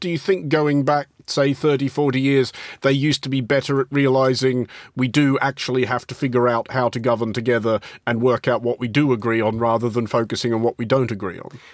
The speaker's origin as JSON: {"language": "English", "country": "Australia", "tie": "born or raised there", "moved": "yes", "said": "I didn't really even get a chance to struggle with languages at school in Australia"}